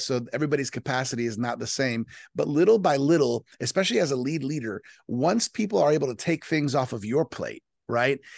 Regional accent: South Florida, United States; born and raised in South Florida to Colombian parents

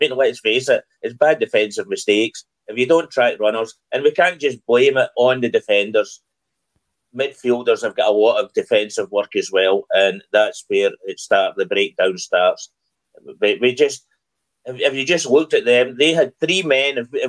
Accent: Netherlands; I was brought up in football in Holland, and I've seen amateur footballers be better than our midfield was yesterday.

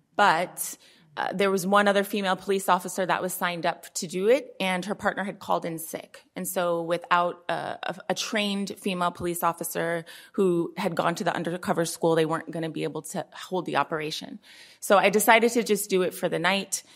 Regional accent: Oakland, California, United States; born and raised in Oakland

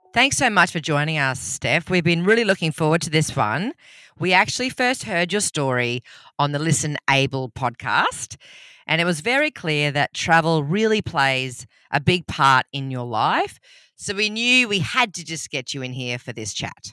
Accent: Rockhampton, Queensland, Australia; I'm from Rocky originally. That's where I grew up. I was born and bred in the beef capital of Australia.

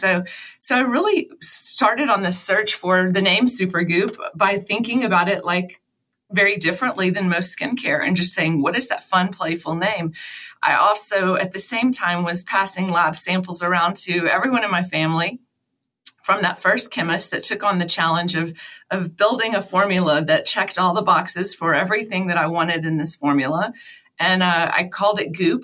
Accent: Baton Rouge, Louisiana, United States; moved away as an adult; also born or lived in Dallas, Texas; I'm from Baton Rouge, Louisiana. My parents both still live there. Um, after college, I moved to Dallas.

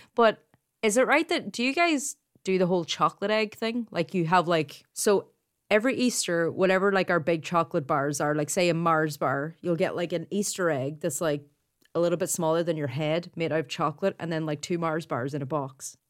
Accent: Ireland; accent: Irish; In case you didn't pick up by my accent, I'm actually Irish Catholic, brought up that way

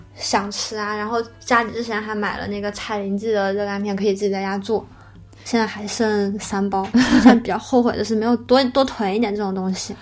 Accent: Wuhan, Hubei, China; 我们武汉人

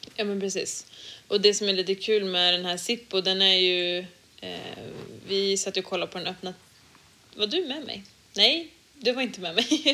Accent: Sweden; hemma i Sverige

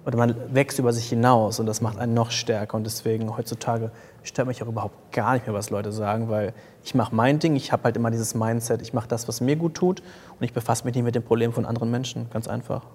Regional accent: Paderborn, North Rhine-Westphalia, Germany; ich komme aus Paderborn

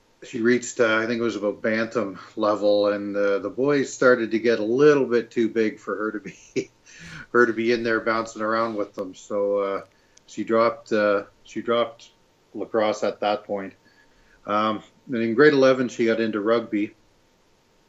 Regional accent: Ottawa, Ontario, Canada; I'm a father from Ottawa, Ontario

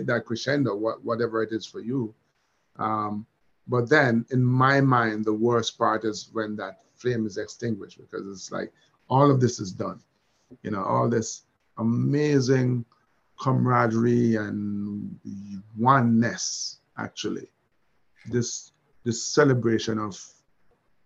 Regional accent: Jamaica

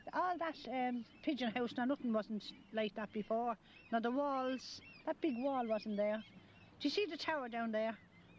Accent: Ireland; Born and raised in Mercer Street in 1915.

